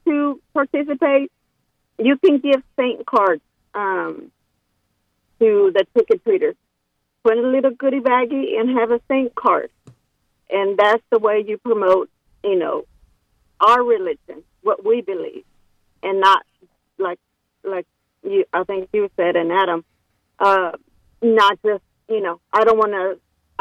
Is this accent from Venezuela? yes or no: no; Mexico; now in Dallas, United States; I was born in Mexico